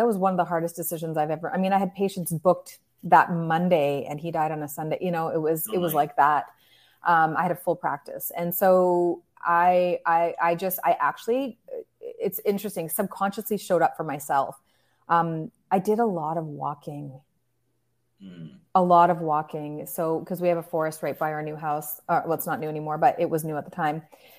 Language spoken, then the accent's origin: English; Canada; Well, I live in the most beautiful place in Canada. People flock here because it's God's country.